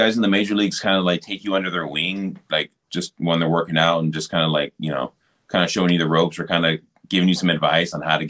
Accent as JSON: {"language": "English", "region": "California", "country": "United States", "tie": "born or raised there", "said": "Yeah, no, I grew up, I grew up in California."}